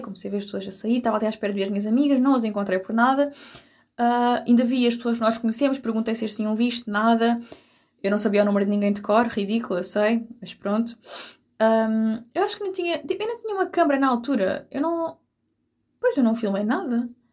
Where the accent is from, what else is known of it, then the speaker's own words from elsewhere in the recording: Algarve, Portugal; eu sou do Algarve